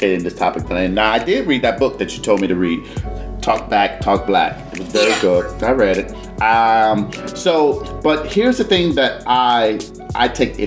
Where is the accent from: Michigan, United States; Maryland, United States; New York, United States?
Michigan, United States; Detroit; I'm straight from the streets. I'm from Detroit, 313.